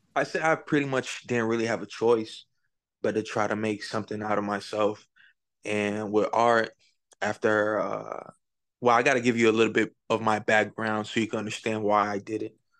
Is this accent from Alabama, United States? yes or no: no; Palm Beach, Florida, United States; I'm from Florida, Palm Beach.